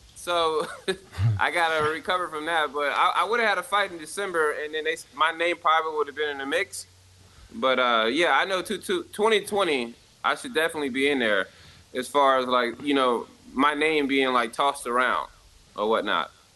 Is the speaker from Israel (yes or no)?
no; Compton, California, United States; I was born in Compton, in California